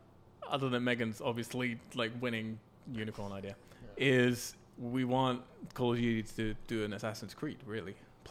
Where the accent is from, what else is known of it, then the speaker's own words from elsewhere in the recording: England, United Kingdom; I'm English.